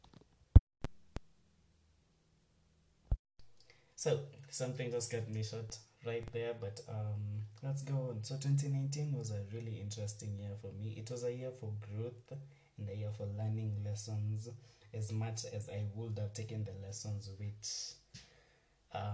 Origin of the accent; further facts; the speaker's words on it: Nairobi, Kenya; I was born and raised in Nairobi